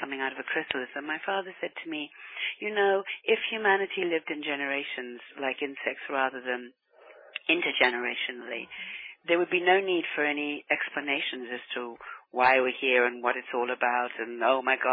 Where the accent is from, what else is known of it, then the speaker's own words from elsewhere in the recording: New Zealand; I grew up in New Zealand